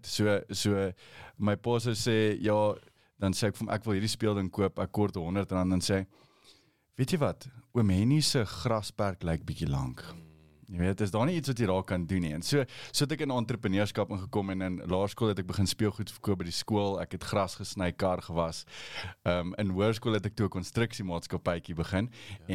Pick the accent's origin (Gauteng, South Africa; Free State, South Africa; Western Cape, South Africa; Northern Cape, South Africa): Gauteng, South Africa; Pretoria; Ek het baie arm groot geword. Ehm um, waar sou jy groot geword? In die moed van Pretoria.